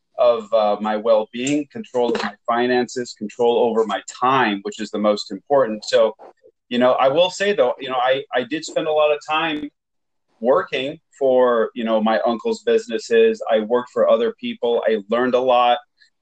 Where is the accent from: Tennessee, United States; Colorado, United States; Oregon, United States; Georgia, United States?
Oregon, United States; Portland; also born or lived in Beirut, Lebanon; I was born and raised in Portland, Oregon, but I lived most of my youth, about 10 or 12 years, in Beirut, Lebanon.